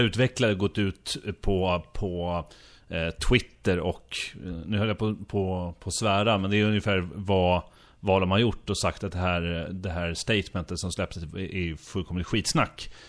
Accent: Sweden; som äkta svensk

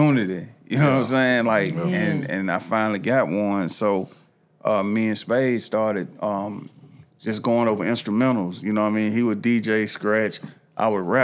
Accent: Nashville, Tennessee, United States; I was born and raised here in Nashville, Tennessee

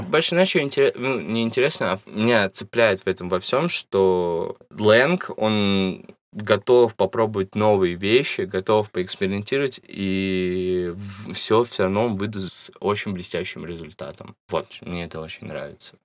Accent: Russia; у нас в России есть эта гомофобная часть

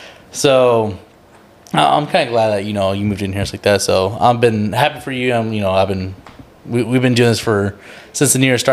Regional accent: San Marcos, Texas, United States; obviously we're from San Marcos, so

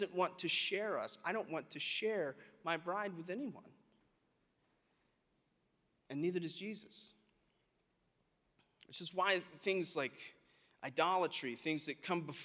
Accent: South Alabama, United States; We're from South Alabama

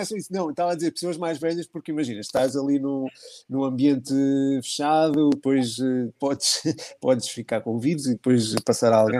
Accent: Portugal; como português

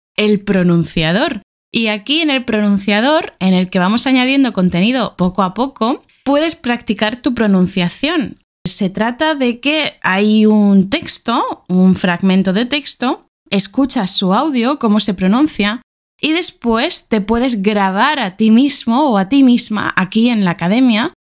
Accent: Spain; moved away as an adult; also born or lived in Argentina; now in Beijing, China

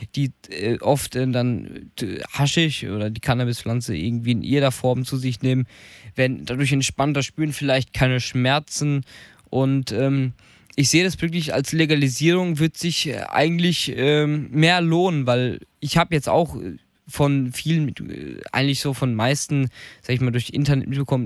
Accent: Germany; Bei uns in Deutschland

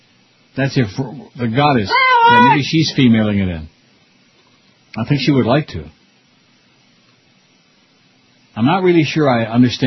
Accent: Rochester, United States; when I was growing up in Rochester

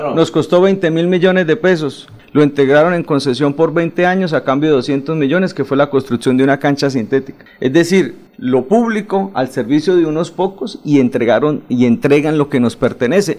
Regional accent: Floridablanca, Santander, Colombia; nacido en el hospital de Florida Blanca y criado en Molinos Bajos y Bucarica

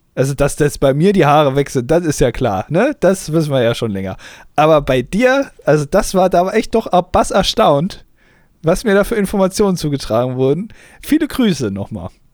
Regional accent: Germany

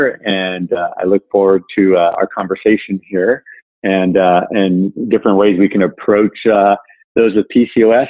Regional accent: Southern California, United States; also born or lived in Ohio; I grew up in Southern California

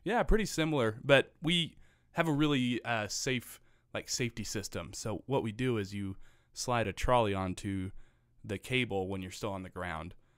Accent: Missouri, United States; I am a Missouri-an.

